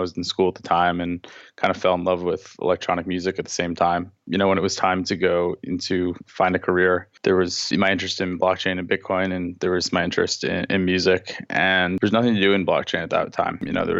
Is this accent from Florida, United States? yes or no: no; Long Beach, New York, United States; I'm from Long Beach, New York.